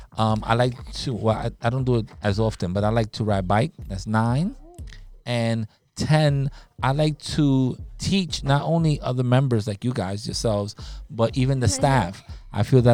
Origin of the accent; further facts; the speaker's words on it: New York City, New York, United States; I'm not from Puerto Rico. I was born in America, but my parents were born in Puerto Rico. I was born here in Spanish Harlem